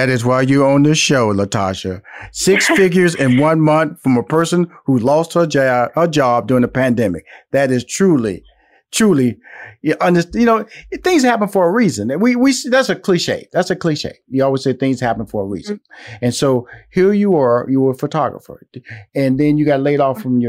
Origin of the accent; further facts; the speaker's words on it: Houston, Texas, United States; I'm from Houston, Texas. She's from Houston, Texas.